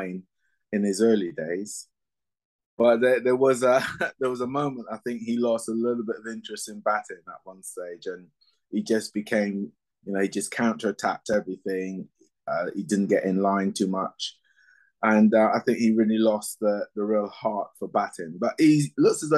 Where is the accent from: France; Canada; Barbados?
Barbados; moved away; also born or lived in England; I was born in England, you know, even though my formative years were in Barbados